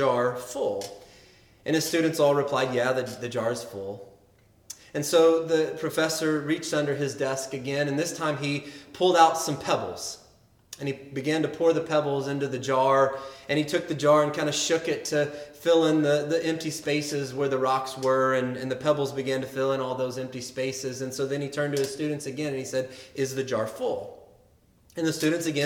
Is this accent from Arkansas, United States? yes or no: yes; Arkansas, United States; I grew up in Arkansas